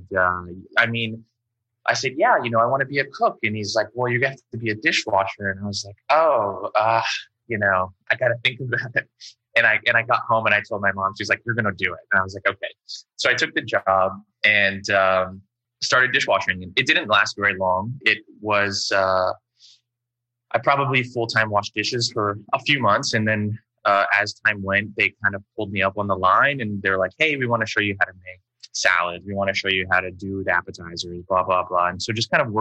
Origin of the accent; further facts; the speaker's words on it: Windsor, Ontario, Canada; moved away; also born or lived in United States / San Francisco / New York; I grew up in Windsor and there was a really big sort of Chinese, Vietnamese, Japanese community there